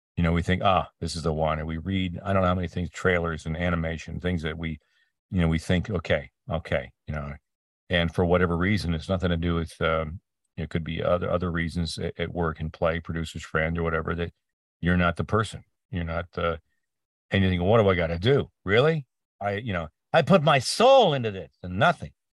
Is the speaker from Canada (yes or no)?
yes; Peterborough, Ontario, Canada; moved away; my hometown, um, this, uh, north, northeast, east of Toronto called Peterborough